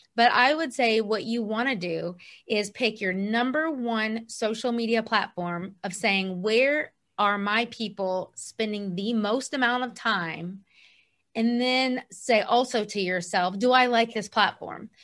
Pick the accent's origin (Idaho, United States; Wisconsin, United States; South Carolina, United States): South Carolina, United States; Columbia; moved away as an adult; also born or lived in Kentucky; we ultimately moved in two thousand fourteen to my hometown in Columbia, South Carolina